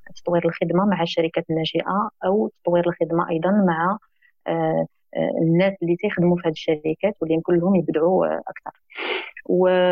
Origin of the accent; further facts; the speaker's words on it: Rabat, Rabat-Salé-Kénitra, Morocco; من مواليد مدينه الرباط